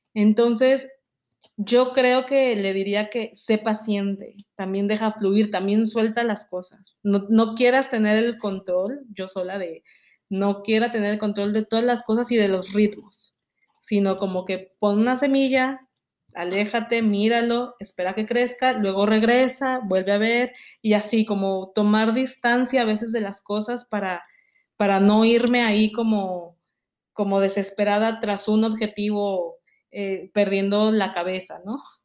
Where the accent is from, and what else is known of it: Mexico; moved away